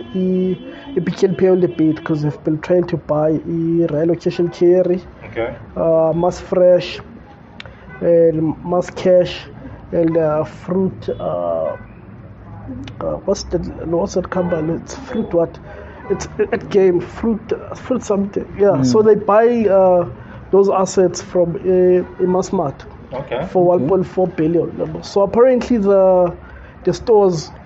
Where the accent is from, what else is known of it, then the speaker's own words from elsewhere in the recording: South Africa; as an entrepreneur and as a South African